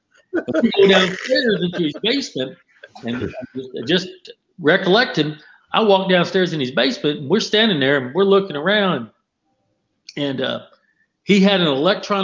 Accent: Kentucky, United States; I'm in New York, I'm from Kentucky

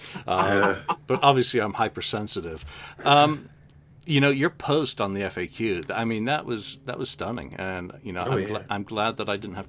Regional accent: England, United Kingdom; I'm English and we swear a lot naturally

